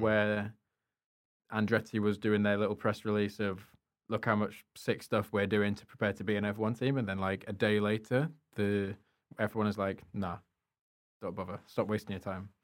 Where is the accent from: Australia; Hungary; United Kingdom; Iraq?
United Kingdom; as a European, as a British person